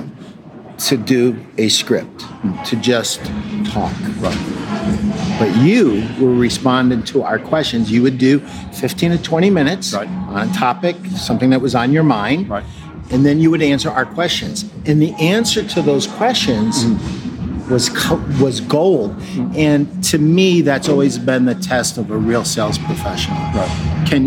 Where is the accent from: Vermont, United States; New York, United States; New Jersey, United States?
New York, United States; Schenectady; yes, I'm from Schenectady, New York.